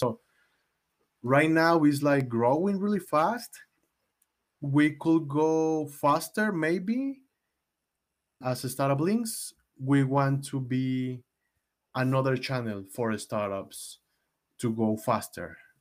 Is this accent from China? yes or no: no; Mexico; I'm from Mexico